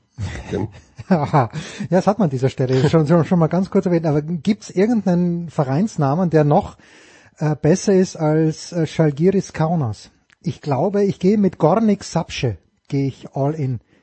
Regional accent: Austria; als Österreicher

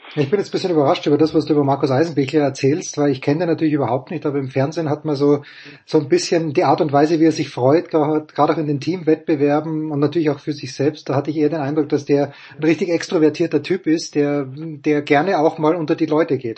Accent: Austria; Als Österreicher

